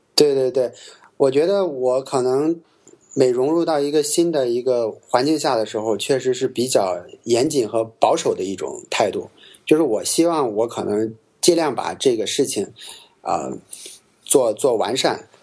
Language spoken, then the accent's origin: Chinese; small county town near Xi'an, Shaanxi, China; moved away as an adult; also born or lived in Beijing; 我们家这个小县城看到秦岭就是大概十，十公里左右，小时候几乎每天都能看到山的样子